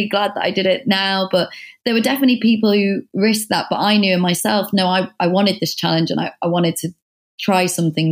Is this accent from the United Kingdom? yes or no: yes; the North, the north of England, United Kingdom; moved away as an adult; now in London, United Kingdom; I'm from the North